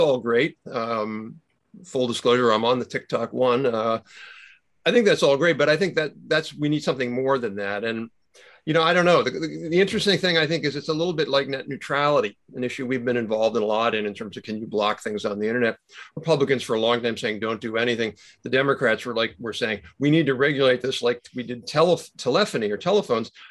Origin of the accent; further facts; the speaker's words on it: United States; I'm proud of being an American